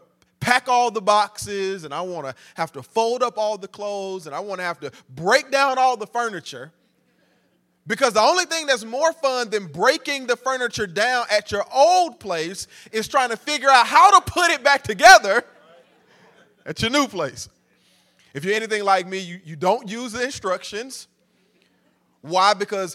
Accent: Nashville, Tennessee, United States; I'm your cousin from Nashville. And so I'm officially a part of the family.

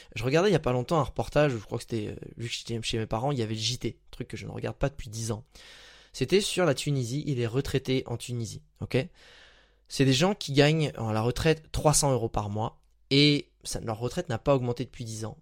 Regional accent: France; moved away; je suis dans ma région, là où j'ai grandi en ce moment, et bah en fait on avait à peu près une heure de Paris

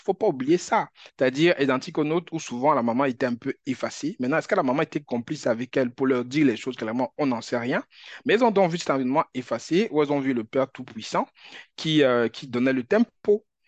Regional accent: Cameroon; moved away; Moi, j'ai grandi au Cameroun

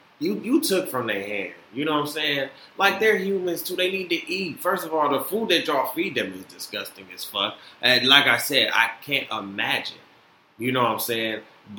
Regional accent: Florida, United States; born there; I was born from y'all, you know what I'm saying? I was born in Florida.

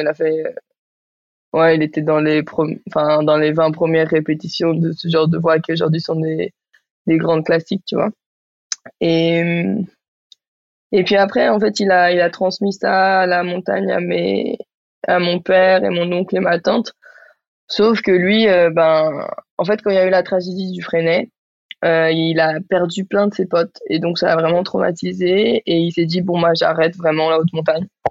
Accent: Barcelona, Catalonia, Spain; now in Marseille, France; j'ai grandi à Barcelone, j'habite à Marseille

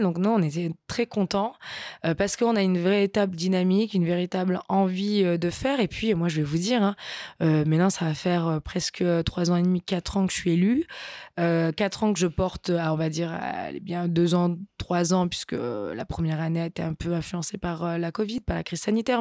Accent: Nice, Provence-Alpes-Côte d'Azur, France; also born or lived in Brussels; je suis niçoise.

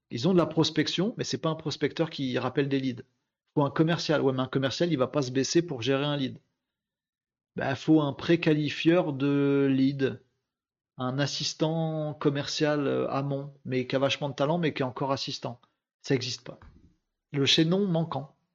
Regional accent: Hauts-de-France, France; oui, je suis du Nord, ouais, bah oui, c'est pas très distingué.

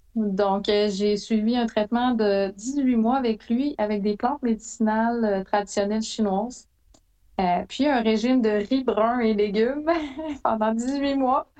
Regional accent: Abitibi-Témiscamingue, Quebec, Canada; je suis originaire d'Abitibi, d'Abitibi-Témiscamingue

